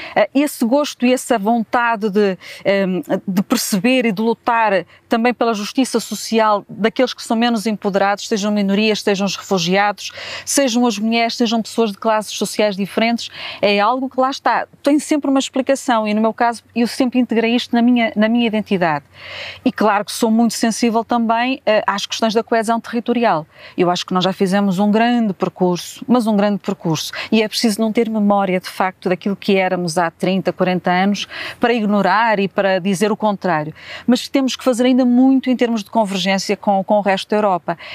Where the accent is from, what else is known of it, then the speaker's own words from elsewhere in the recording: Braga, Norte, Portugal; also born or lived in Negage, Angola / Huambo, Angola / Vila Verde, Portugal; vim muito pequenina, fui, neste caso, muito pequenina, com dois anos e meio, para Braga. E, portanto, a minha infância foi entre Vila Verde, Braga